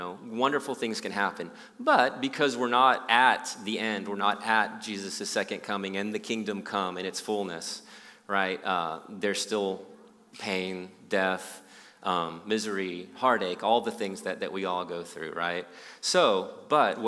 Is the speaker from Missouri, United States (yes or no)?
no; Austin, Texas, United States; moved away as an adult; now in Houston, United States; I moved to Houston about 22 years ago or so from Austin, and I grew up in Austin